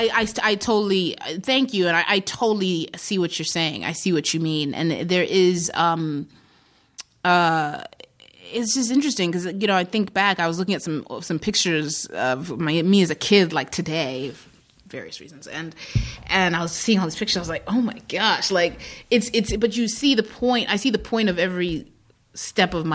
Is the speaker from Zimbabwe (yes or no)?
yes; Zimbabwe; born or raised there; moved away; also born or lived in Iowa, United States